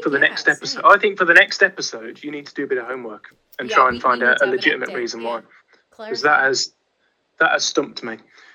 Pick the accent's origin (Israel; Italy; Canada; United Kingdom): United Kingdom; West Midlands; accent: yam-yam; And then the second I go into yam-yam mode